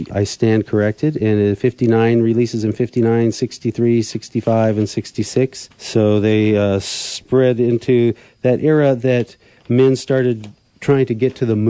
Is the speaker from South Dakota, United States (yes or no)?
yes; Black Hills of South Dakota, United States; born or raised there